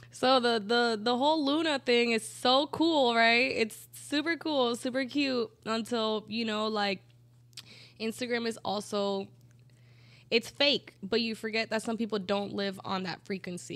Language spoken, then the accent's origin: English; Colombia; moved away; I grew up in Colombia in a super Catholic town